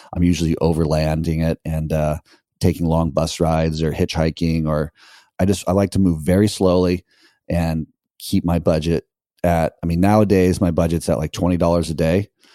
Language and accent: English; United States; moved away as an adult; now in Nicaragua; America, like it's my home country